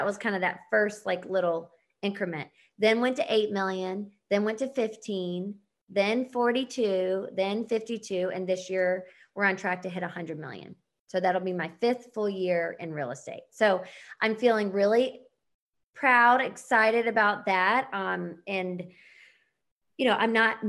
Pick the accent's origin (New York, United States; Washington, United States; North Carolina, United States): North Carolina, United States; Charlotte; moved away; I'm from Charlotte